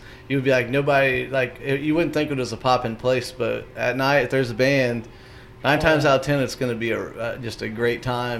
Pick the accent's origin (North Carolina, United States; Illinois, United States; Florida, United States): Illinois, United States; Whitehall; from Champaign to my hometown of Whitehall